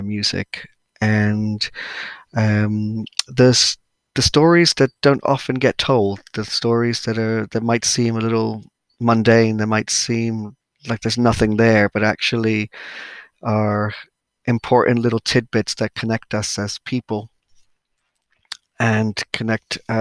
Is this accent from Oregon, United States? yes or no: no; New York, United States; moved away as an adult; now in Cornwall, United Kingdom; I am originally from New York